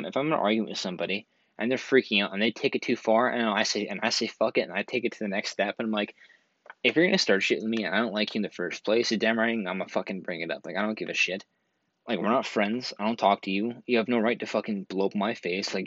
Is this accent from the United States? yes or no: no; Canada; I'm from Canada